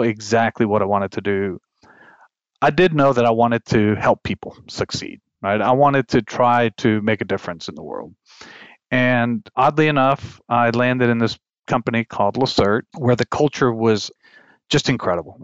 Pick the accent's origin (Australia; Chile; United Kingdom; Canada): Chile; moved away; also born or lived in Texas; growing up in Chile